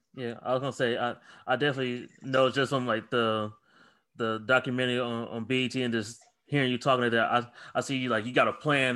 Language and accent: English; Ohio, United States; I'm from Ohio